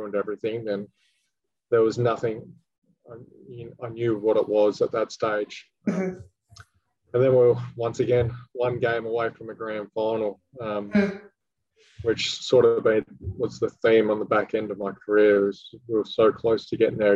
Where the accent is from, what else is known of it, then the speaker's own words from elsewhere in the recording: Western Australia, Australia; moved away; Got to finish my career in Perth, which was symbolic as well. Obviously, being my home state